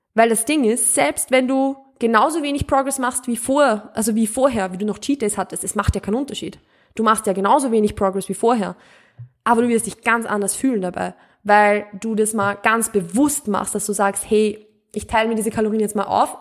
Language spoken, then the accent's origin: German; Mühlviertel, Upper Austria, Austria; accent: Austrian, Mühlviertel dialect; Ich komme ja aus Österreich, ich komme auch vom Land. Also ich bin wirklich mit Bauern, österreichisch, mühlviertlerisch aufgewachsen.